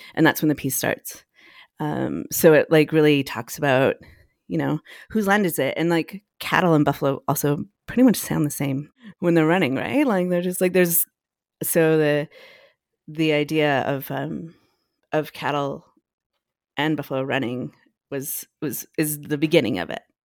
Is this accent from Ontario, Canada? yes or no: no; Edmonton, Alberta, Canada; moved away as an adult; now in Toronto, Canada; I grew up, uh, mostly in Edmonton, um, with my mom